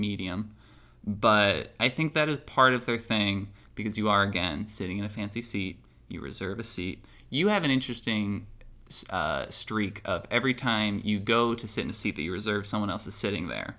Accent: Moorestown, New Jersey, United States; moved away; I am recording from Moorestown, New Jersey

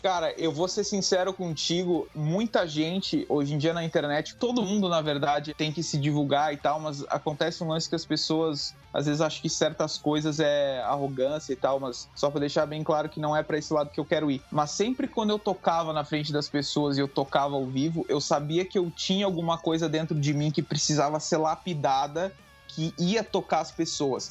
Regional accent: Bagé, Rio Grande do Sul, Brazil; Nasci em Bagé, no Rio Grande do Sul, tenho 20 anos hoje em dia

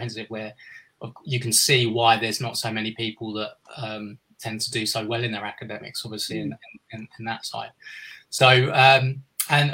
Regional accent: Kingston upon Thames, London, United Kingdom; I was born in 1979 in Kingston-upon-Thames, which is just on the outskirts of southwest London, near Wimbledon, where people will be familiar with the tennis, and that's actually where I've been living like most of my life

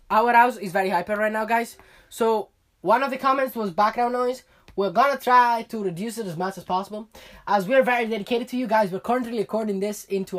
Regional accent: Colorado, United States; I'm from Colorado.

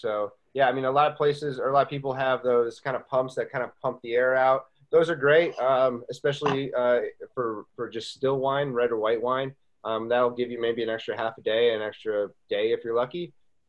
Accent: Buffalo, New York, United States; also born or lived in Las Vegas / Boston / Charleston; now in Walla Walla, United States; I lived in Las Vegas, Boston. You know, I'm being from Buffalo and then came from Charleston.

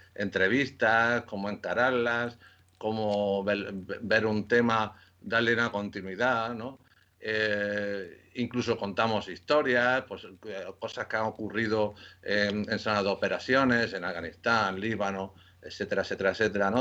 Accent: Córdoba, Andalusia, Spain; also born or lived in Lleida / Ceuta / Seville / Valencia; now in Madrid, Spain; nací en Córdoba, en Córdoba, en Andalucía

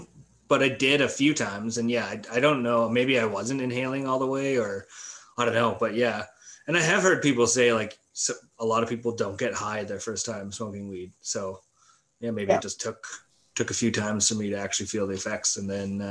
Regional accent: Manitoba, Canada; now in Winnipeg, Canada; I was born and raised in the Nepal, Manitoba

